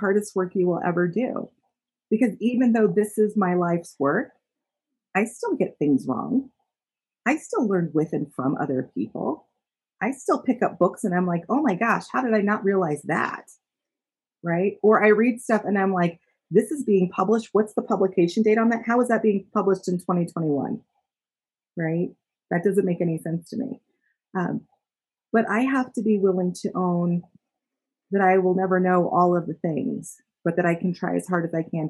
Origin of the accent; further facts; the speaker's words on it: Utah, United States; I was born and raised in Utah